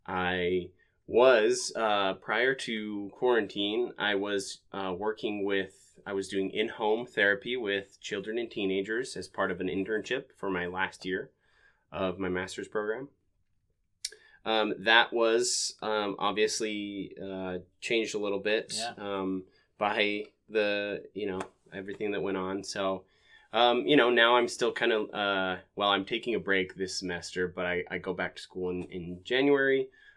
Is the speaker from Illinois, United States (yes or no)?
no; Ogden, Utah, United States; So I am originally from Ogden, Utah. I was born and raised there. I come from a large family.